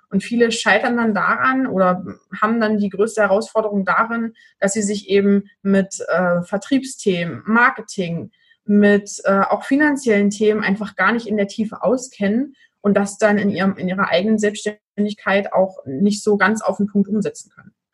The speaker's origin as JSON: {"language": "German", "town": "Magdeburg", "region": "Saxony-Anhalt", "country": "Germany", "said": "ich komme aus Magdeburg."}